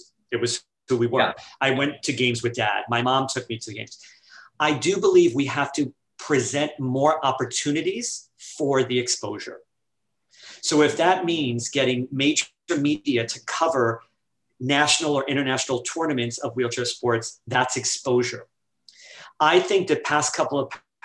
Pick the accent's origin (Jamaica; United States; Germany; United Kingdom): United States; New York City, New York; We grew up in New York City, you know, a very diverse city